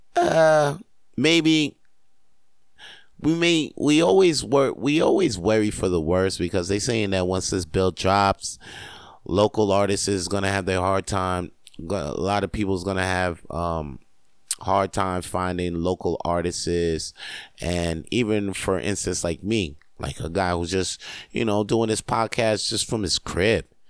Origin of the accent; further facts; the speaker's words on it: Canada; I am Canadian